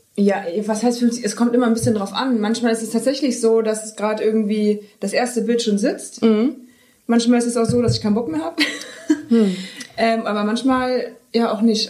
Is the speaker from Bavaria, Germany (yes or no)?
yes; Wunsiedel, Bavaria, Germany; now in Cologne, Germany; ich komme ja aus Bayern